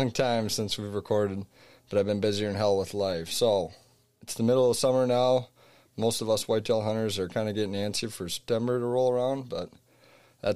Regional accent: Ellsworth, Wisconsin, United States; I'm just from like northwest of there. So Ellsworth, Wisconsin, right on Mississippi

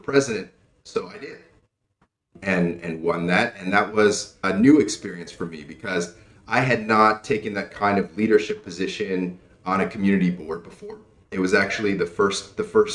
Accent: United States; moved away as an adult; now in Cambodia; I was born and raised in the United States.

